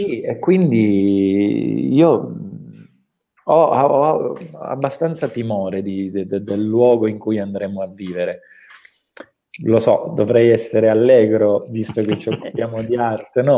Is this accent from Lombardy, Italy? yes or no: no; Calabria, Italy; calabresi, no? eh, quali tutti noi siamo